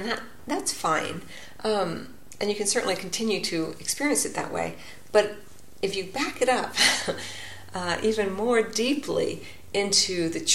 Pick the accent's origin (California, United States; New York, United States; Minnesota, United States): California, United States; my home state of California